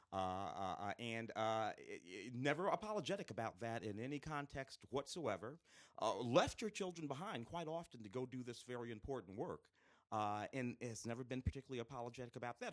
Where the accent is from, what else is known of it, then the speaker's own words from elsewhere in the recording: St. Louis, Missouri, United States; moved away; growing up in Saint Louis, uh, in the late sixties, early seventies